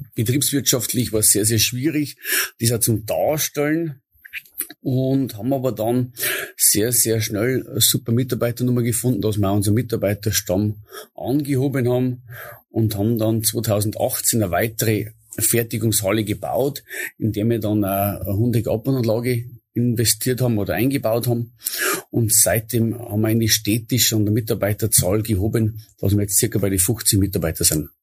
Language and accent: German; Bavarian Forest, Germany; bei uns im Bayerischen Wald